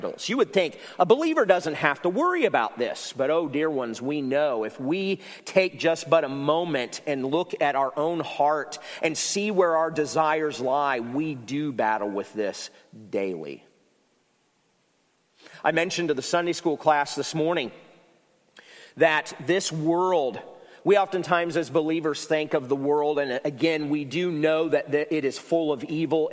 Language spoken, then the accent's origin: English; Ohio, United States; now in South Carolina, United States; I'm from Ohio